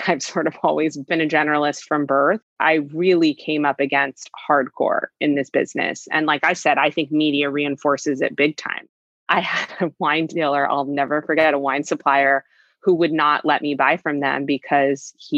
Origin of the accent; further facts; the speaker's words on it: California, United States; I grew up in California